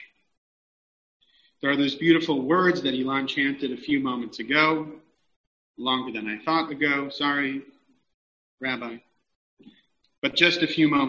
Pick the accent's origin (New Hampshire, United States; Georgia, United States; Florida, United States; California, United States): California, United States; Los Angeles; as a Californian, particularly as an Angeleno